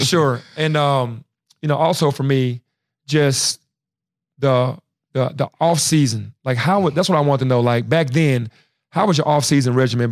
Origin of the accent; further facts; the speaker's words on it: Memphis, Tennessee, United States; being from Memphis